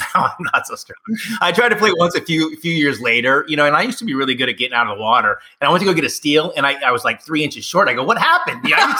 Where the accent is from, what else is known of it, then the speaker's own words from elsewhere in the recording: Poway, California, United States; now in Roseville, United States; I'm from Poway, California. It's in San Diego. It's a suburb, like a Roseville to Sacramento.